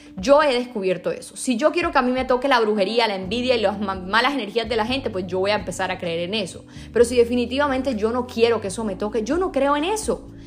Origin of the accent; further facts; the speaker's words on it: Sincelejo, Sucre, Colombia; yo por ejemplo nací en Cincelejo